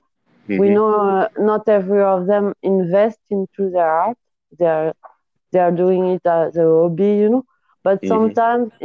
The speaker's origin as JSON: {"language": "English", "country": "France", "second_language": "English", "said": "I'm from France"}